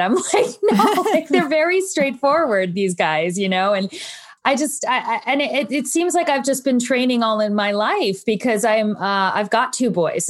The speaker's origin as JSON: {"language": "English", "region": "New Jersey", "country": "United States", "said": "I'm from New Jersey, and I had deep family roots there"}